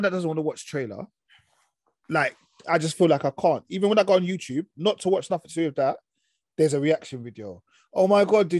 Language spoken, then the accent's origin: English; London, United Kingdom; also born or lived in Isle of Dogs; I was born in Mile End